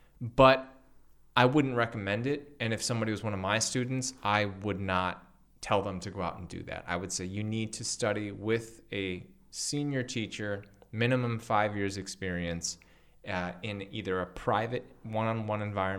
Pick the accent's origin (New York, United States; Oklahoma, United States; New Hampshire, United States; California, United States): California, United States; Los Angeles; now in Bali, Indonesia; I came from Los Angeles and now I live in Bali